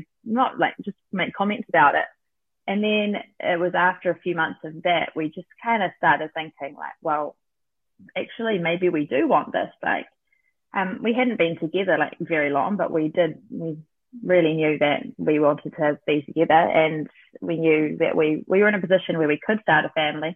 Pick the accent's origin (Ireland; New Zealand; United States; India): New Zealand; Auckland; moved away as an adult; now in Hawke's Bay, New Zealand; I'm from Auckland